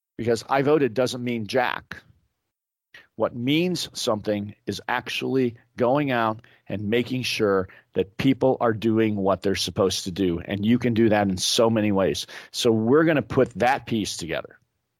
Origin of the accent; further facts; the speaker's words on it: Indiana, United States; now in Orange County, United States; town squares like I grew up with in Indiana